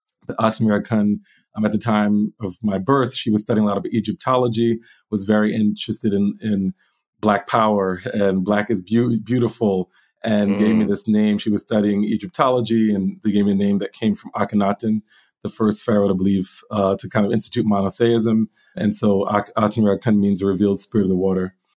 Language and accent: English; Willingboro, New Jersey, United States; moved away as an adult; also born or lived in Philadelphia / Ghana; now in Poland; So I was born in Philadelphia, grew up in southern New Jersey, in Willingboro, New Jersey. I'm the last of my mom's five children.